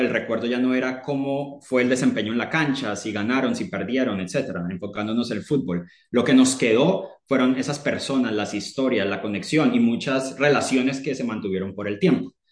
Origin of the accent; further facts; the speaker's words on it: Colombia; moved away as an adult; now in United Kingdom; colombiano, eh, pero vivo en el Reino Unido hace nueve años